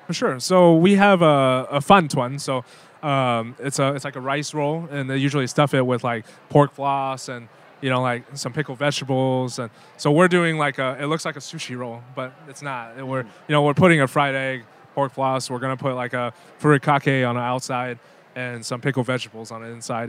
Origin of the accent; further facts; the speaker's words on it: Louisville, Kentucky, United States; also born or lived in Taiwan (parents' origin); going back to like middle school when I grew up in you know Louisville, Kentucky